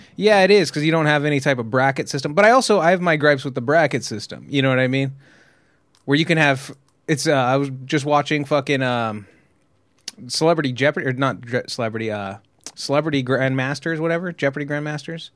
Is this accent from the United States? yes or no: yes; California, United States; I'm from California